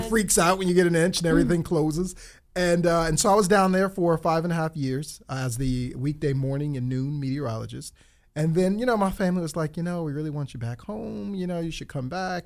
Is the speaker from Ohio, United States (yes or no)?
yes; Akron, Ohio, United States; also born or lived in Columbus, Ohio; I was born and raised in Akron, Ohio